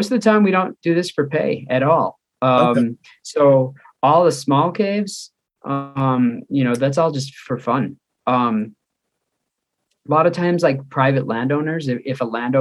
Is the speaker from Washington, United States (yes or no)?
no; Chicago, Illinois, United States; moved away as an adult; also born or lived in Black Hills, South Dakota; now in South Dakota, United States; You might notice a little bit of an accent. I'm from Chicago suburbs